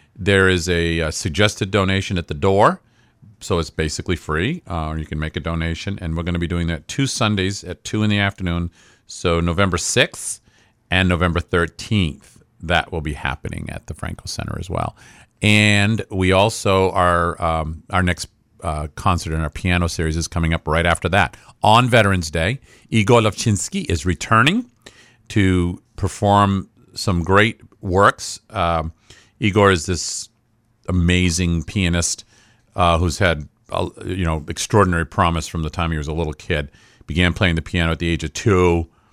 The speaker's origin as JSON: {"language": "English", "area": "Franklin County", "region": "Maine", "country": "United States", "said": "I am from Franklin County"}